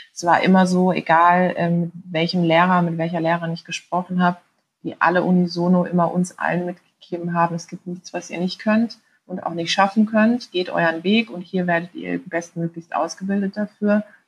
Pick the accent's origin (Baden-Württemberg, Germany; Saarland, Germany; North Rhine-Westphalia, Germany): Baden-Württemberg, Germany; Karlsruhe; habe mit 20 Jahren kandidiert in Karlsruhe, in meiner Heimatstadt.